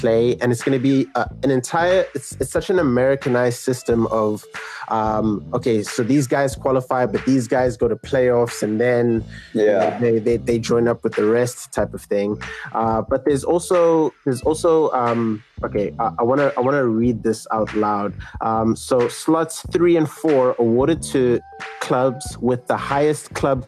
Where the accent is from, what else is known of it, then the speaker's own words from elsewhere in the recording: South Africa; I, as a South African